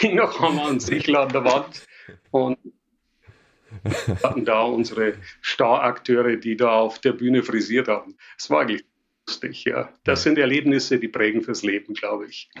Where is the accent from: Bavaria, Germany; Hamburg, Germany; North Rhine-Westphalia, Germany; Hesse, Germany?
Bavaria, Germany; Passau; accent: Bavarian; also born or lived in Paris; Ich bin Bayer. Ich glaube, das kann sich nicht verleugnen lassen. Ich sage immer, kann alles außer Hochdeutsch und das wird wohl auch so bleiben. Von daher, ja, ich komme aus Passau in Bayern